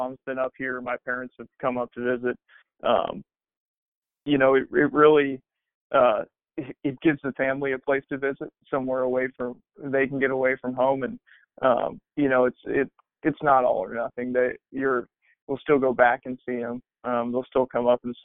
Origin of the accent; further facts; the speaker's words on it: Kansas City, Missouri, United States; my wife's family's from Kansas City, I'm from Kansas City.